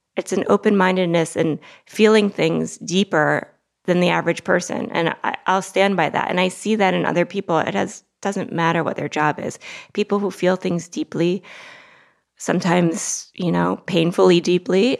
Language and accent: English; Longmeadow, Massachusetts, United States; now in New York City, United States; I grew up in a preppy town in Massachusetts, Longmeadow, Massachusetts.